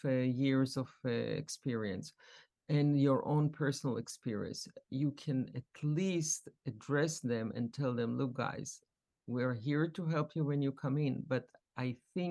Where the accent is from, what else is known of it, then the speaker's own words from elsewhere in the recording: Israel; And also when we grew up in Israel, there were groups of immigrants.